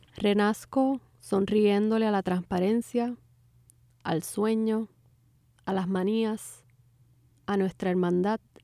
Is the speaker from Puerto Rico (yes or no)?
yes; Puerto Rico; moved away; mi experiencia como puertorriqueña migrante